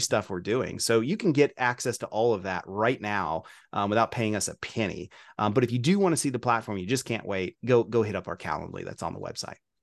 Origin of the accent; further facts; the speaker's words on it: Kentucky, United States; I'm from Kentucky